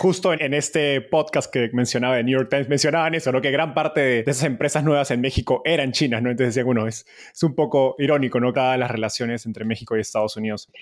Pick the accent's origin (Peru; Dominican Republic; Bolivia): Peru; Como peruano